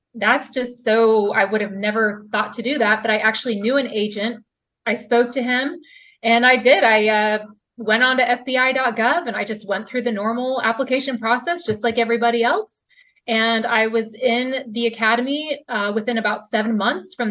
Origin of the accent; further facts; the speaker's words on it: Houston, Texas, United States; moved away as an adult; also born or lived in New York City; I'm originally from Texas. I'm not even from New York